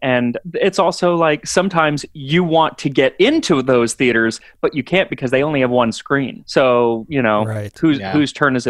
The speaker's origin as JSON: {"language": "English", "town": "Phoenix", "region": "Arizona", "country": "United States", "also_born_or_lived": "New York", "moved": "yes", "lives_now": "Los Angeles, United States", "said": "I'm from Phoenix originally."}